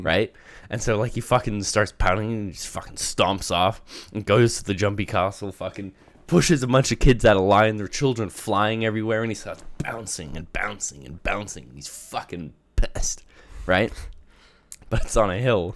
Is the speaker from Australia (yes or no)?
yes; Australia; moved away; growing up in Australia